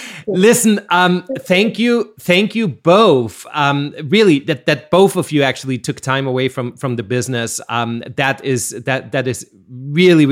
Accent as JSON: {"language": "English", "country": "Austria", "accent": "Austrian", "said": "my Austrian accent"}